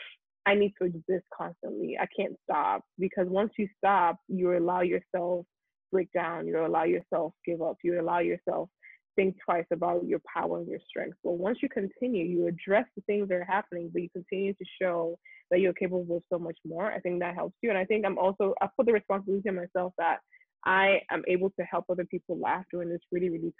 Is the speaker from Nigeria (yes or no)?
yes; Nigeria; first language Yoruba; English is a second language; moved away as an adult; now in United States; being Nigerian